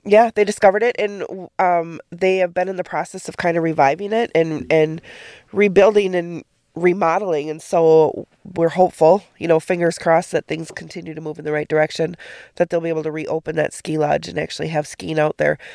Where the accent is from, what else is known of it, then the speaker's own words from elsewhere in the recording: Menomonie, Wisconsin, United States; moved away as an adult; growing up there, I grew up outside of Minami